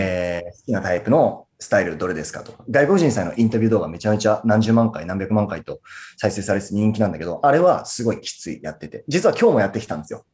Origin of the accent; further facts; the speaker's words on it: Murakami, Niigata, Japan; 僕、新潟県の村上市出身なんですけ